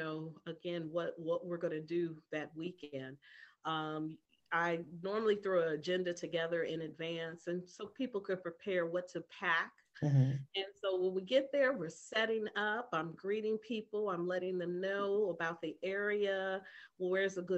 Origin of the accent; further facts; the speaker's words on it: Midwest, United States; growing up in the Midwest